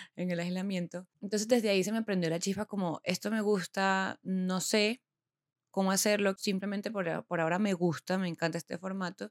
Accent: Venezuela; moved away as an adult; also born or lived in Bogotá, Colombia / Medellín, Colombia; now in Colombia; Soy venezolana, como se darán cuenta

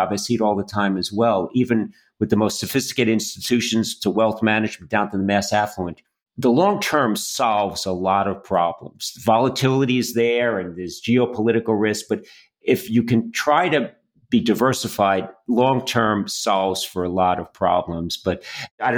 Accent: Yonkers, New York, United States; now in Boston, United States; And as a Bostonian, although I'm from Yonkers, New York

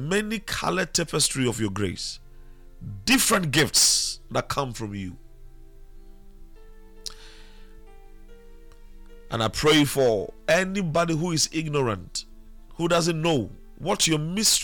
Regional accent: Elmina, Central Region, Ghana; I was born in Elmina, so I should be able to speak Fanti

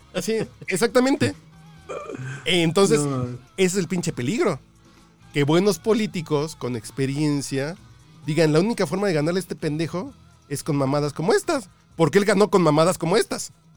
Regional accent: Mexico City, Mexico; moved away as an adult; also born or lived in Baja California; Yo llegué a Baja California a estudiar después de, las, de la prepa. A estudiar a la universidad. Y yo era el chilango, güey

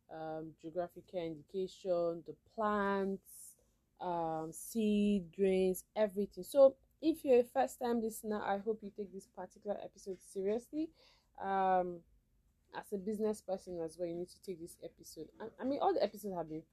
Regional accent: Nigeria; as a Nigerian

